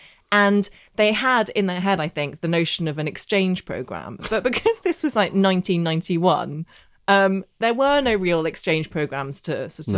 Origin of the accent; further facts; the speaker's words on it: Belfast, Northern Ireland, United Kingdom; so I grew up in Northern Ireland. I know I don't have the accent, but I did. And my secondary school in Belfast was the only school in the entire province that taught Russian.